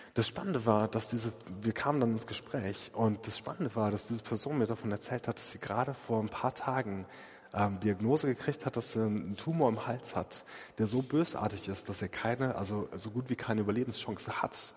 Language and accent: German; Essen, North Rhine-Westphalia, Germany; in Essen an einem See, also da, da komme ich her, ja, ähm, aus der Gegend